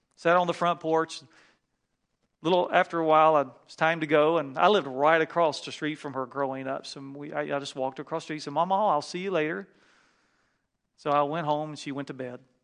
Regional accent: North Carolina, United States; moved away; flying home back to North Carolina to see my family, and I really wanted to see my grandmother, and you can tell I'm from the South

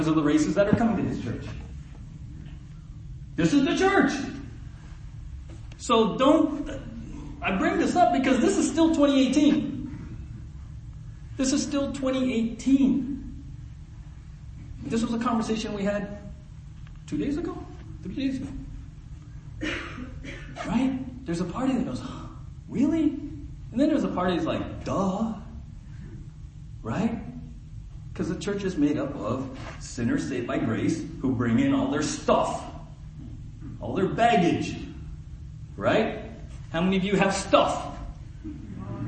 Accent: San Diego, California, United States; now in Ojai, United States; my story of growing up in South San Diego

